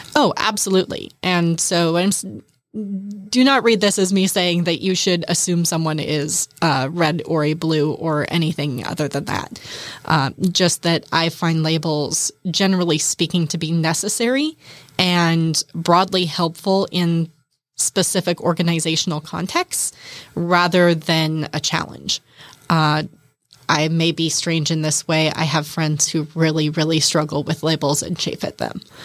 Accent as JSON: {"language": "English", "area": "Kitsap County", "region": "Washington", "country": "United States", "tie": "born or raised there", "lives_now": "Bainbridge Island, United States", "said": "I grew up in Kitsap County"}